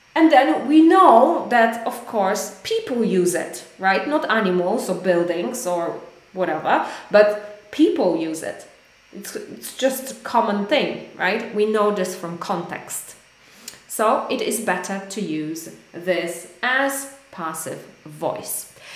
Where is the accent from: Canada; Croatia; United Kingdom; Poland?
Poland; English is a second language; I am from Poland, but we speak English